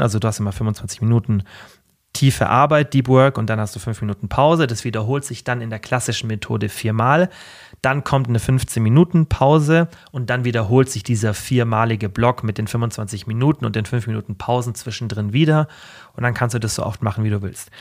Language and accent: German; Germany; also born or lived in Allgäu; ich bin in Deutschland geboren